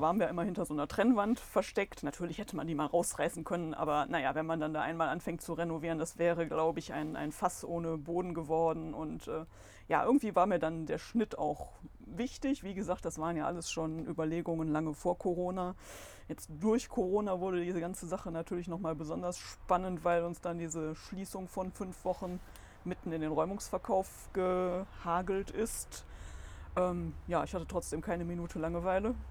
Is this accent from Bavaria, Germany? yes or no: no; Solingen, North Rhine-Westphalia, Germany; ich bin auch hier geboren. Damals war das ja auch noch möglich in der Lukas-Klinik